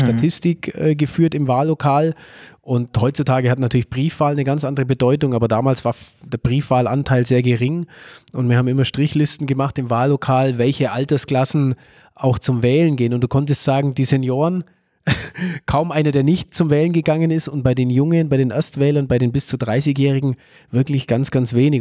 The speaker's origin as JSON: {"language": "German", "town": "Nördlingen", "region": "Bavaria", "country": "Germany", "tie": "born or raised there", "said": "1982 in Nördlingen geboren und seit drei Jahren, seit der Kommunalwahl 2020, darf ich Oberbürgermeister meiner Heimatstadt sein"}